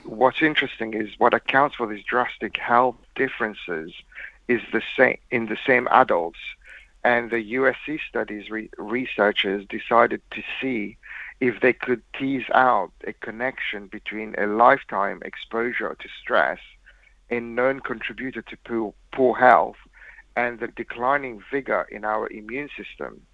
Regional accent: Mauritius; moved away; I was raised in Mauritius

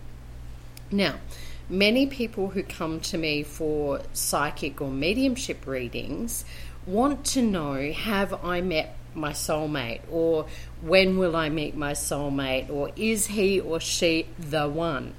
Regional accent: Brisbane, Queensland, Australia; now in Colombia

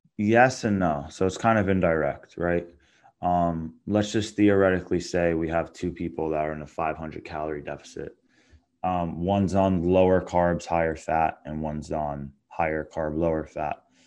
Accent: Long Island, New York, United States; I'm from Long Island, New York.

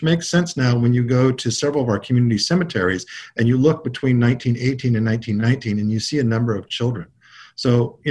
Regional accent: United States; I grew up on the Big River fishing for my grandfather, and we were a mixture of folks who were from the Yakima and Warm Springs who all fished both on the Oregon and Washington side

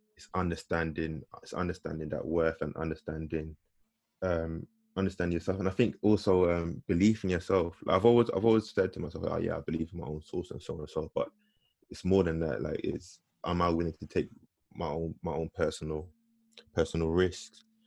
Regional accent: London, United Kingdom; being black and growing up in growing up in London

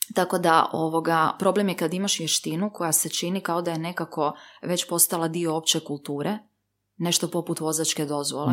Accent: Livno, Federation of Bosnia and Herzegovina, Bosnia & Herzegovina; sam ja porijeklom iz Livna

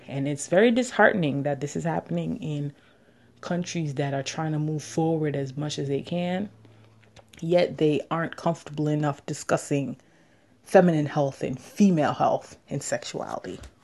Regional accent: New York City, New York, United States; also born or lived in Jamaica; I'm from Queens, New York, and I would just like to share my experiences as a Jamaican woman exploring her sexuality.

